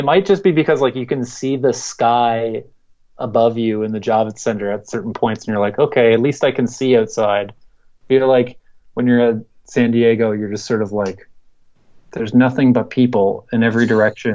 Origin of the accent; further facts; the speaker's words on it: Canada; I'm Canadian